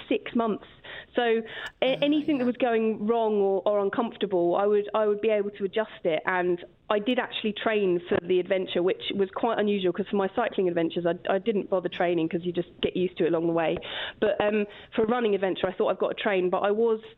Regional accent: Kingston upon Thames, London, United Kingdom; I'm from Kingston upon Thames in Surrey

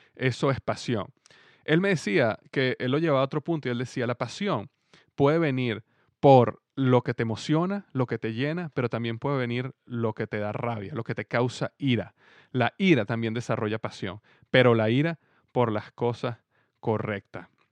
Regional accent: Venezuela; now in Cincinnati, United States; mi país en este momento en Venezuela

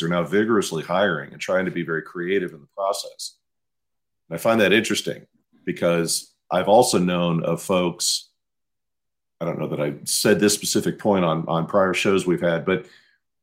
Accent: Midwest, United States; moved away; I'm from the Midwest

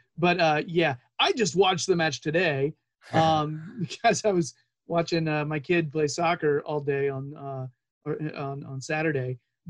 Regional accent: North Carolina, United States; I'm 42 and from North Carolina

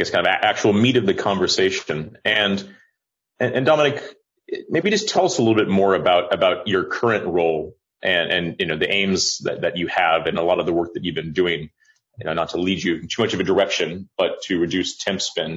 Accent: United States; as an American

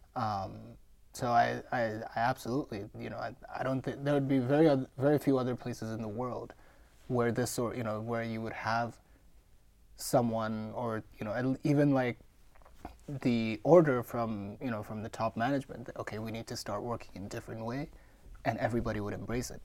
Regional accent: Mumbai, Maharashtra, India; moved away; I'm born and raised in India.

